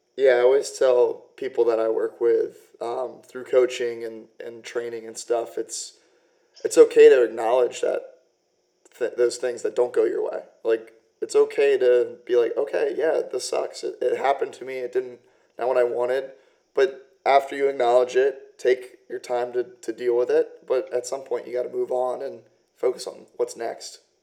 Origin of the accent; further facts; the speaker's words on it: United States; I'm from um, just outside of DC